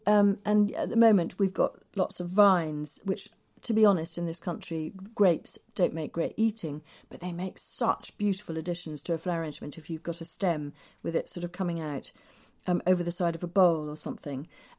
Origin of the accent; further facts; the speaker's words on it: Shepreth, East of England, United Kingdom; my mother, who still lives just outside Cambridge in the garden that I was brought up in Shepreth